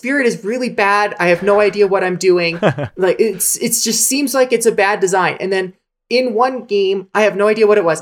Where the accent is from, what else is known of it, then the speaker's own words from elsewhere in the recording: United States; My family history is German, but I don't like say, oh, I remember this time when I was born in Germany. No, I was born in America